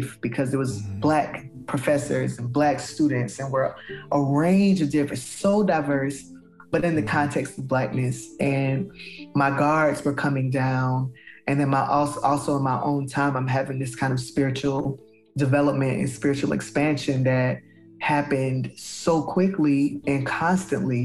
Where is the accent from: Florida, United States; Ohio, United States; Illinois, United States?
Florida, United States; Palm Beach County, South; moved away; I grew up in South Florida in a very large county named Palm Beach County